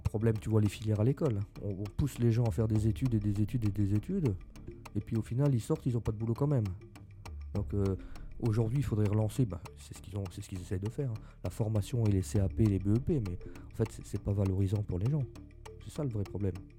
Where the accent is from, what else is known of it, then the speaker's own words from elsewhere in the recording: Lorraine, Grand Est, France; On, on était lorrain, bon maintenant on l'est même plus parce que c'est le Grand Est, mais avant on était lorrain